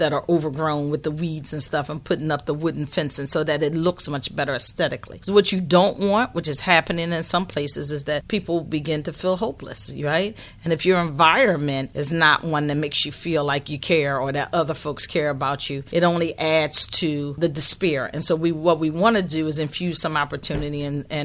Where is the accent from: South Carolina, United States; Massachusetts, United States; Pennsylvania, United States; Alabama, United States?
Pennsylvania, United States; Philadelphia; I'm born and bred in North Philadelphia